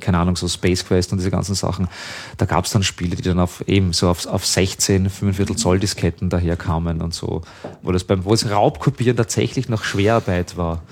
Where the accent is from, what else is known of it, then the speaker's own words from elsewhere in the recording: 30 km from Vienna, Lower Austria, Austria; ich halt groß geworden bin, halt äh, da 30 Kilometer von Wien entfernt